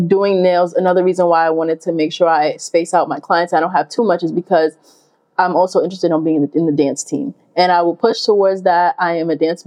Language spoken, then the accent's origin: English; New York, United States; moved away as an adult; I am from New York and I rep it hard